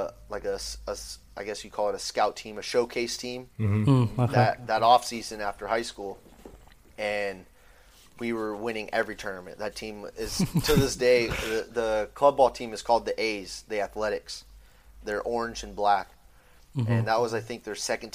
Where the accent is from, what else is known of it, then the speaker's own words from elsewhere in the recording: Phoenix, Arizona, United States; We're all from Arizona